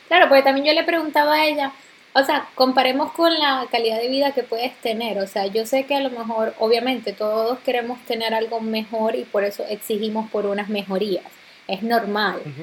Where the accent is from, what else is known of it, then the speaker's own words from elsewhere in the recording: Venezuela; moved away; nosotros somos venezolanos.